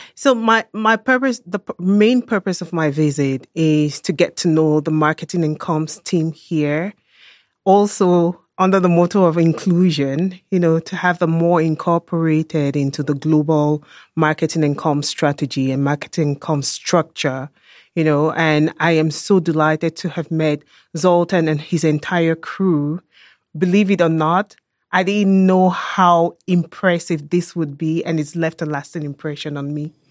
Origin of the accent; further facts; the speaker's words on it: Cameroon; now in Germany; I am a German national. I was born and raised in Cameroon, West Central Africa